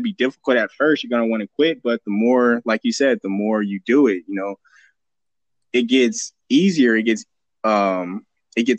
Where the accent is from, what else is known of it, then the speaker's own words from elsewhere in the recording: the High Desert, California, United States; also born or lived in Fontana, California; I moved from Fontana in the middle of second grade to the high desert